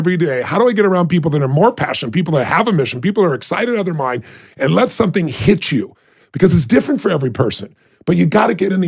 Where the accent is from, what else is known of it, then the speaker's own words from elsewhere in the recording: Azusa, California, United States; I'm a kid from Azusa, California, who had nobody in our family that was successful in business